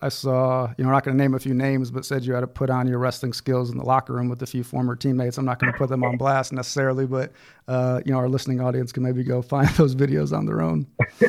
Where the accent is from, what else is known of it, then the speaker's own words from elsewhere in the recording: Ohio, United States; I grew up in Ohio